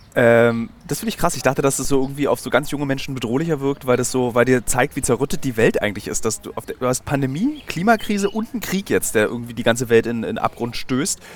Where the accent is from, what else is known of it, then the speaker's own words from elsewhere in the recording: Berlin, Germany; als Berliner